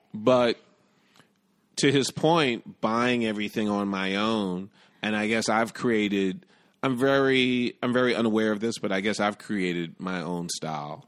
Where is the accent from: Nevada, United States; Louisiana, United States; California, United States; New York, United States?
New York, United States; New York City; also born or lived in Bronx / Brooklyn; I grew up in Manhattan, did a stint in the Bronx, and I currently live in Brooklyn